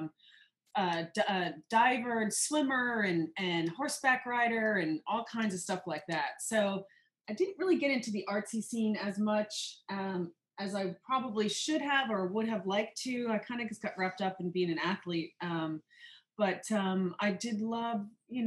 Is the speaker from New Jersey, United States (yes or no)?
yes; Madison, New Jersey, United States; I grew up in Madison, New Jersey, which is a little bit outside in New York City